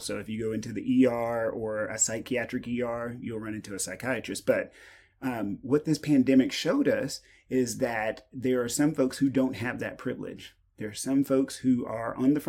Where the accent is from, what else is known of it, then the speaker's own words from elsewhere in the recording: East Texas, United States; I grew up in East Texas, grew up super poor